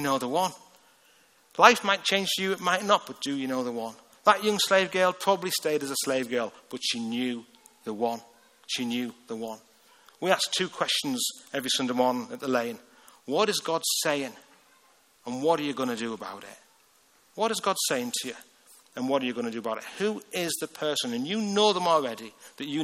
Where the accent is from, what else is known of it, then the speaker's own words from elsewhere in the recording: Hartlepool, North East England, United Kingdom; That's where I'm from. I'm from Hartlepool, just north of the Tees.